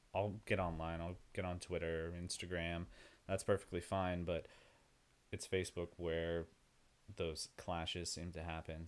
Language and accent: English; Yucca Valley, California, United States; now in Austin, United States; I'm from a small town called Yucca Valley in the middle of nowhere. It's right next to Joshua Tree, near Palm Springs, in the desert